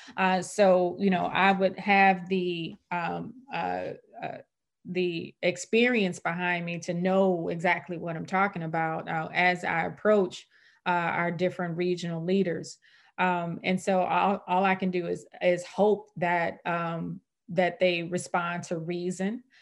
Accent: St. Louis, Missouri, United States; I was born and raised in Saint Louis

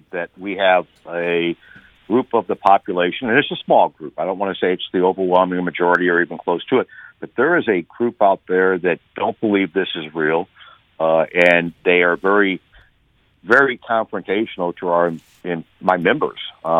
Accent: St. Louis, Missouri, United States; My hometown employers here really were ahead of most employers in the St. Louis area in getting safety precautions up.

